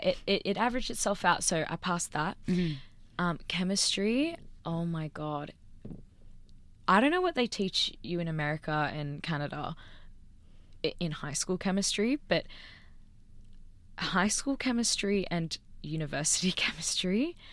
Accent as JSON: {"language": "English", "town": "Sydney", "region": "New South Wales", "country": "Australia", "tie": "born or raised there", "said": "Like I grew up in Sydney, lived in Sydney."}